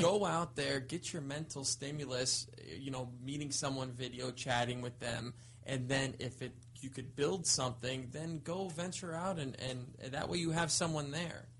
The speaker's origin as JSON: {"language": "English", "town": "Thousand Oaks", "region": "California", "country": "United States", "tie": "born or raised there", "said": "I grew up in Thousand Oaks, which is a, it's a not a super small town, but it's a small, town."}